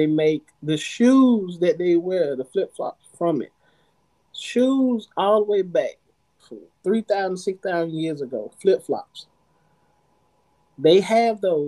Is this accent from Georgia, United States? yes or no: yes; Atlanta, Georgia, United States; I come from Southwest Atlanta. You're not supposed to make it out of Southwest Atlanta